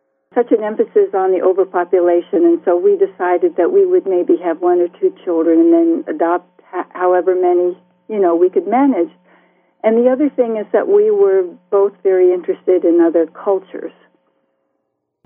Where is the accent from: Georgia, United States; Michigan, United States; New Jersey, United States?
New Jersey, United States; Bloomfield; moved away as an adult; also born or lived in Iowa City, Iowa / Crow Creek Reservation, South Dakota / South Carolina / Samoa; I grew up in Bloomfield, New Jersey in the 40s and 50s.